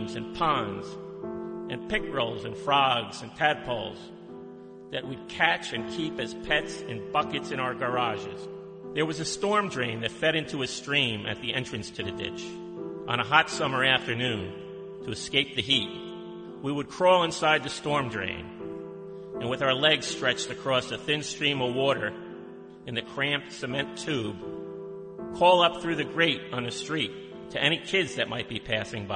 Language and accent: English; Howell, New Jersey, United States; growing up in Howell